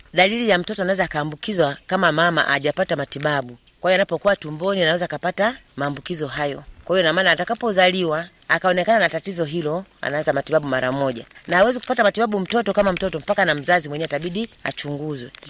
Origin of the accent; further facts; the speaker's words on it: Mtwara, Tanzania; moved away as an adult; now in Shinyanga, Tanzania; mi ni mwenyeji wa Mtwara